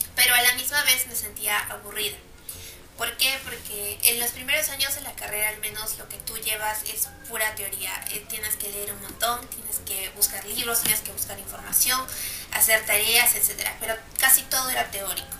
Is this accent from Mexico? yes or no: no; Peru; en mi país, en Perú